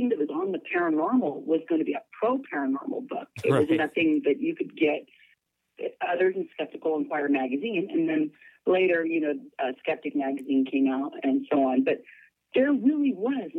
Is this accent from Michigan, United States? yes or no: no; Salinas, California, United States; I'm born and raised in Salinas, California.